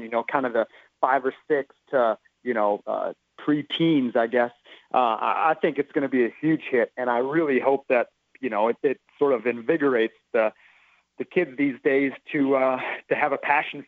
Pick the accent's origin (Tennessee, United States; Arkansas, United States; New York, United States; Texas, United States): Texas, United States; growing up in Texas